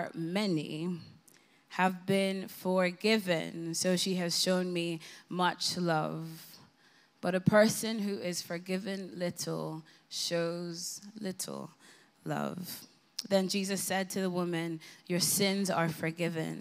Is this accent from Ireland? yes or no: yes; Ireland; moved away as an adult; now in London, United Kingdom; I have booked the very first flight home to Ireland. Yes, that's why my accent is as it is